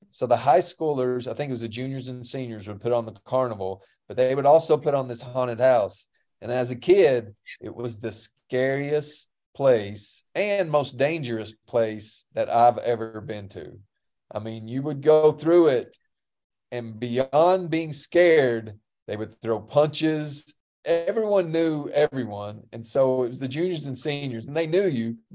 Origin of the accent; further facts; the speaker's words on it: Pineville, United States; one of my favorite memories from Halloween growing up in Pineville.